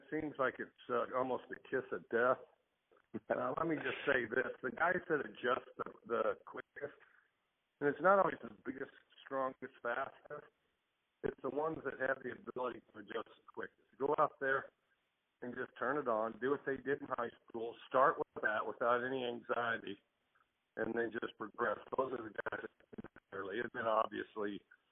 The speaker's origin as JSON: {"language": "English", "region": "Wyoming", "country": "United States", "tie": "born or raised there", "said": "I grew up in Wyoming"}